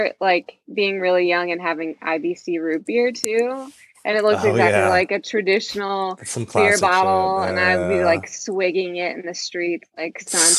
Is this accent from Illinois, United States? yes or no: no; small town outside of Pittsburgh, Pennsylvania, United States; So it's set in my hometown, which is like this really small town outside of Pittsburgh. I grew up like in the middle of the woods, basically.